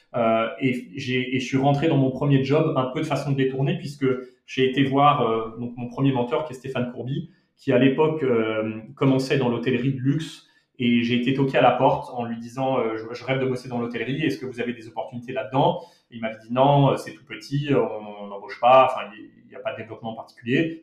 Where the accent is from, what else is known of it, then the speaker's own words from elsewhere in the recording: Monaco; also born or lived in Paris, France; now in Madrid, Spain; J'ai grandi euh, entre Monaco et au départ, puisque je suis né à Monaco